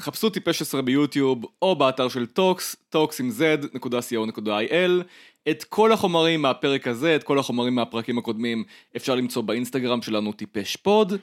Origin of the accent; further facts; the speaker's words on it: Ramat Gan, Tel Aviv District, Israel; אני גדלתי ברמת גן